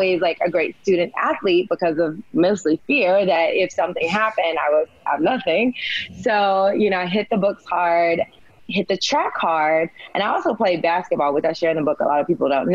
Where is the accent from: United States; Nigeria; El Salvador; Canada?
United States; Humboldt, Tennessee; I was a small town girl. I'm from Humboldt, Tennessee.